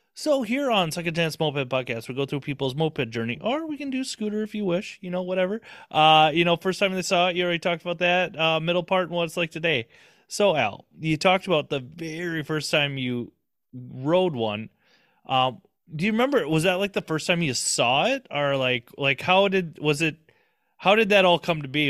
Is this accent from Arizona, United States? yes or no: no; Minnesota, United States; I'm just a Minnesota kid